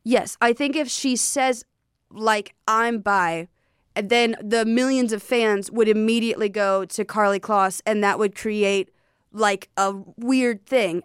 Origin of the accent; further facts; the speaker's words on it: the South, United States; I'm from the South